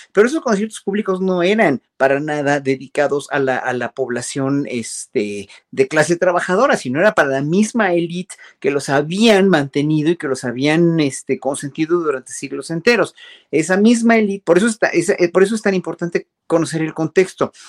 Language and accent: Spanish; Mexico; uno como mexicano